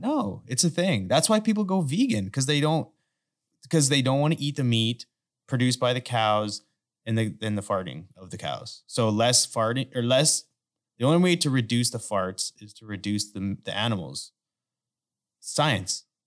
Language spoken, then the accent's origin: English; Canada; now in United States; I grew up in Canada